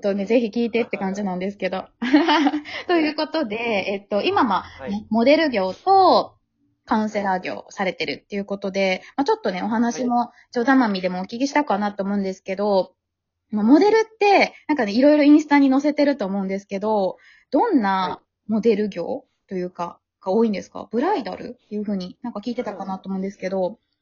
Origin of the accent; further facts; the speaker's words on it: Osaka, Japan; 大阪じゃん、私も、出身